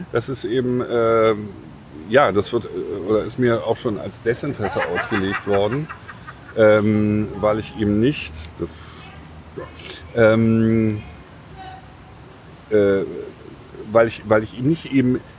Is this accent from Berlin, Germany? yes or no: yes; Berlin, Germany; Ja, ich komme aus Berlin.